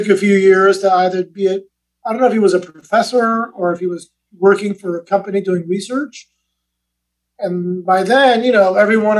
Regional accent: Iran; also born or lived in Manchester, England; I mean, I was born in England, but we're from Iran. We lived in, I lived in Iran for 5 years.

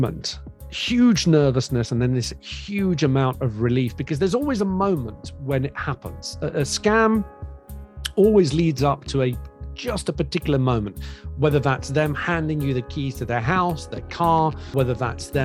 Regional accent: Greece; moved away; I grew up in Greece.

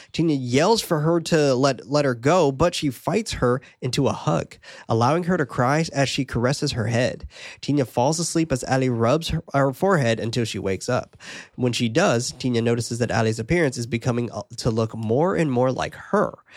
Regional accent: United States; being American

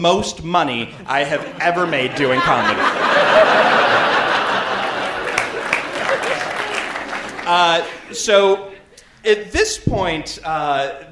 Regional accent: Canada; I'm from Canada

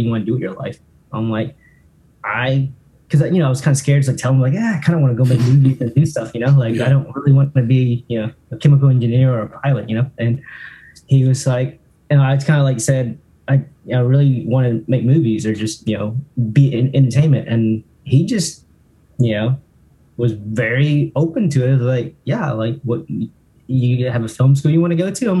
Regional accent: Alabama, United States; also born or lived in Orlando; growing up in Alabama

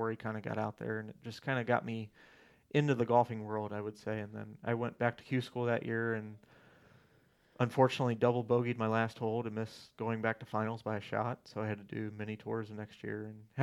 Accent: Ohio, United States; I'm from Ohio

